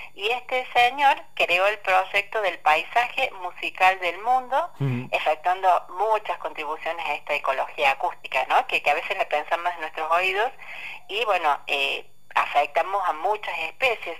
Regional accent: La Francia, Córdoba, Argentina; moved away; estoy yendo más traído a la Francia, a mi pueblo

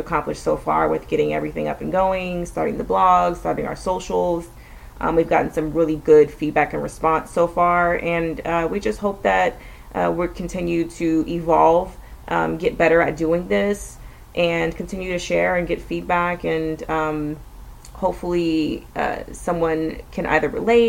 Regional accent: Austin, Texas, United States; we're living in Central Texas, just in the outskirts of Austin, which is my hometown

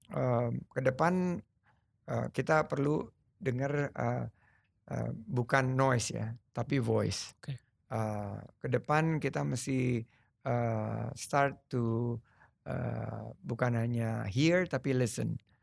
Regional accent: Sumatra, Indonesia; also born or lived in United States; Lahir di Sumatera, ayah saya orang Sulawesi, ibu saya orang Jawa

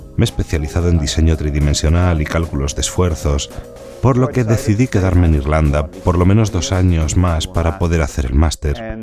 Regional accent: northern Netherlands, Netherlands; now in Ireland; Nací y crecí en los Países Bajos.

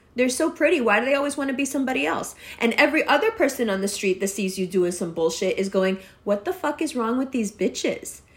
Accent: Pakistan; I'm always Pakistani

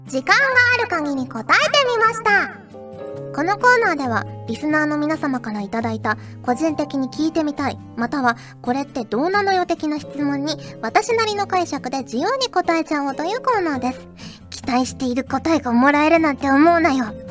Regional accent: Kyushu, Japan; 九州出身なんですけど

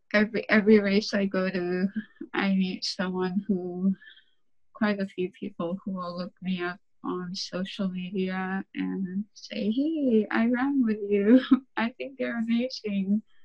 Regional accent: Saint Lawrence Island, Alaska, United States; So, I'm from Saint Lawrence Island. I'm Siberian Yupik.

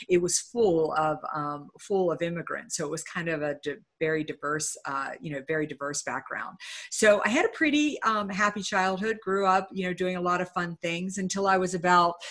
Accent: Uniontown, Pennsylvania, United States; I grew up in a little town called Uniontown, Pennsylvania

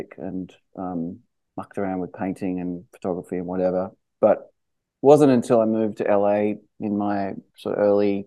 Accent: Sydney, New South Wales, Australia; moved away as an adult; now in Los Angeles, United States; I grew up in Sydney and Balmain.

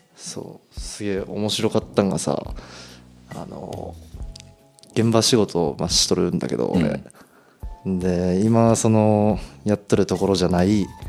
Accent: Toyama, Japan; 地元富山県

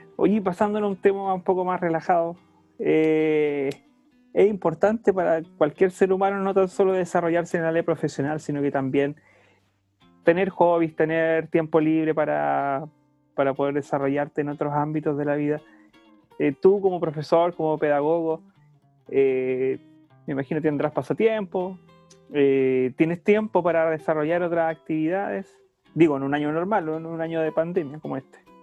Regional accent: Pucón, Araucanía, Chile; nosotros somos de Pucón, nacimos y criamos, nos criamos en Pucón, estudiamos en Villarrica

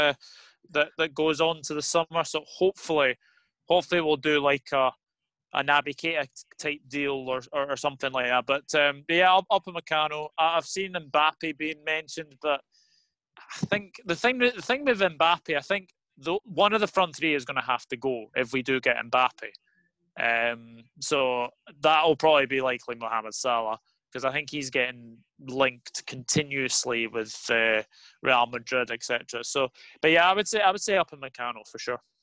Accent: Scotland, United Kingdom; as a Scotsman

